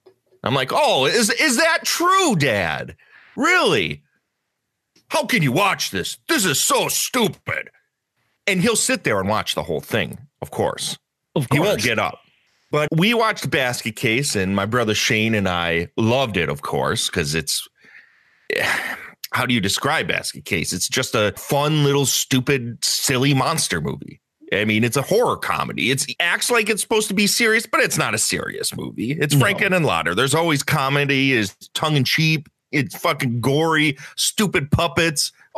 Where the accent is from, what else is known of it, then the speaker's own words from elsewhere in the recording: Chicago, Illinois, United States; now in Wisconsin; I'm originally from Chicago, like south side of Chicago. And they moved up to the middle of nowhere in a little town called Augusta outside of Eau Claire.